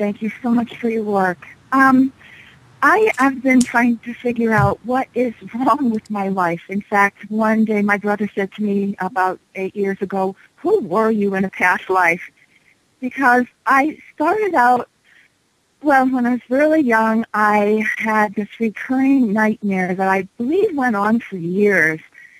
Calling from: Denver, Colorado, United States; I'm calling from Denver.

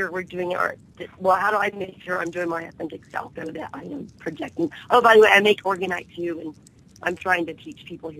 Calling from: Oklahoma, United States; also born or lived in Arkansas; I'm calling from Oklahoma.

